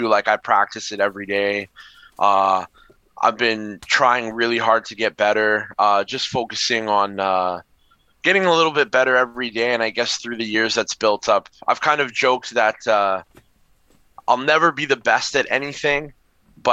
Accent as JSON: {"language": "English", "town": "Winnipeg", "region": "Manitoba", "country": "Canada", "said": "I'm from Winnipeg"}